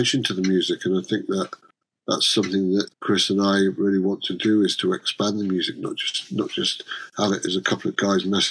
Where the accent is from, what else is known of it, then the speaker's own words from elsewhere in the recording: Cheshire, North West England, United Kingdom; we're both from Cheshire